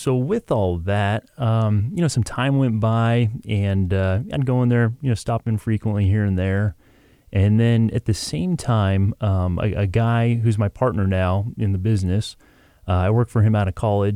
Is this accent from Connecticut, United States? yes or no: no; Northern California, United States; now in Long Beach, United States; I'm a Long Beach guy now, but I grew up in Northern California